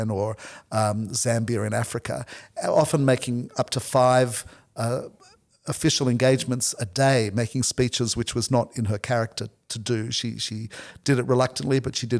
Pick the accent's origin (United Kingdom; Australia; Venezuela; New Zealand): Australia